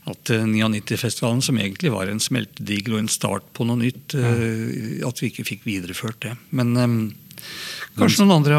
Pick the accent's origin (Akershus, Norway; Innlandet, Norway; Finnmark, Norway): Innlandet, Norway; Hamar; born or raised there